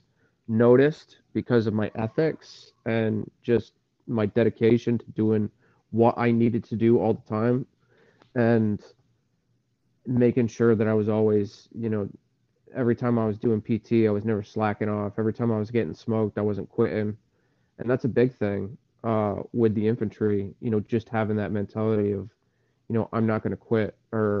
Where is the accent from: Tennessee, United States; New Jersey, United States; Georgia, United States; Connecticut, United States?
Connecticut, United States; Salem; I came from Salem, Connecticut. I grew up, I guess you could say lower middle class